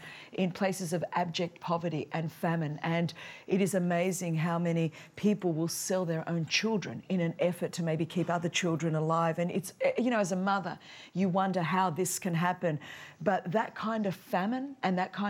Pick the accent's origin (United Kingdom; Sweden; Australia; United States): Australia; Sydney, New South Wales; I'm from the land down under, Sydney, Australia